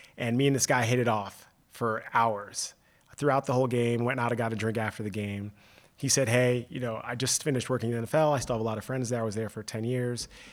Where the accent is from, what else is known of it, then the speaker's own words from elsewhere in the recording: Washington, District of Columbia, United States; also born or lived in New York; now in Detroit, United States; I grew up in Washington, D C, which is a very, very much a transient city.